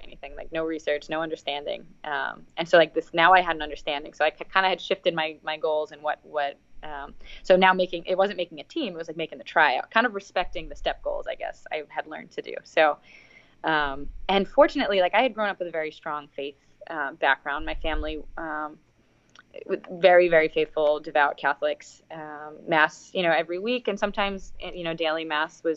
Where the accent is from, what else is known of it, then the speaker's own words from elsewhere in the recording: New York, United States; moved away as an adult; I'm from New York.